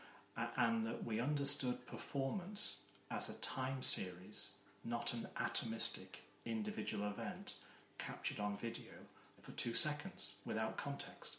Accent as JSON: {"language": "English", "region": "Wales", "country": "United Kingdom", "tie": "born or raised there", "said": "when I was growing up in Wales"}